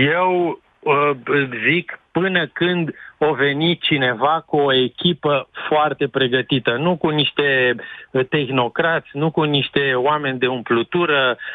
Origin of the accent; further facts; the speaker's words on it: Timișoara, Timiș County, Romania; ca și Timișorean